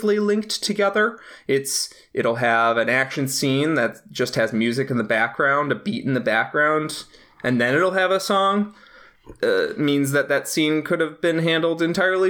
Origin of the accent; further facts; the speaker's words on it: United States; an American